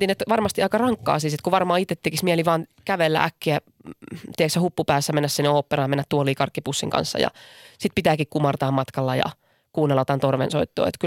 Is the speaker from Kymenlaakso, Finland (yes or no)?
no; Lahti, Päijät-Häme, Finland; now in Helsinki, Finland; kun mä muutin he, Lahdesta Helsinkiin, niin yksi tuttu semmoisessa lähikapakassa sanoi, että et tota, muistat sitten aina, että oot Lahdesta.